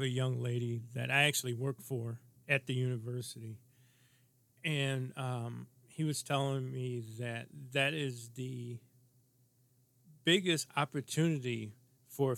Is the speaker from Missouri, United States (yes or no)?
yes; St. Louis, Missouri, United States; moved away as an adult; now in Minnesota, United States; as a kid growing up in St. Louis